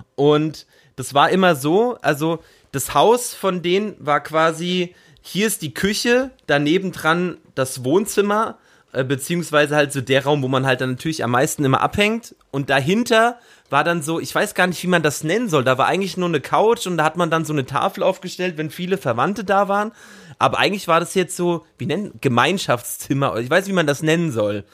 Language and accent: German; Bavaria, Germany; also born or lived in Brandenburg; now in Berlin, Germany; ich bin ja zur Schule gegangen in Bayern und meine Großeltern sind aber in Ostdeutschland geblieben. Ich habe ja ostdeutsche Roots.